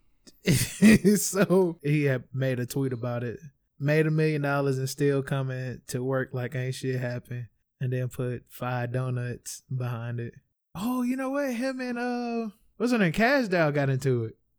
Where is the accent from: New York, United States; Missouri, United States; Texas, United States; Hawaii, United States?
Missouri, United States; St. Louis; I am from Saint Louis